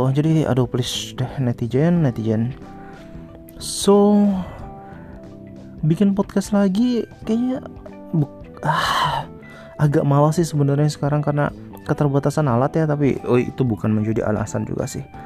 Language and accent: Indonesian; Sumbawa, West Nusa Tenggara, Indonesia; jadi di kotaku di Sumbawa tuh heboh banget tuh al covid